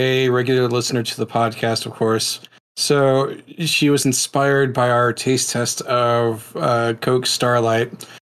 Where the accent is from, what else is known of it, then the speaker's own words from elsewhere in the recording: New Orleans, Louisiana, United States; moved away; I was raised in New Orleans for a while, so I'm used to Cajun cooking.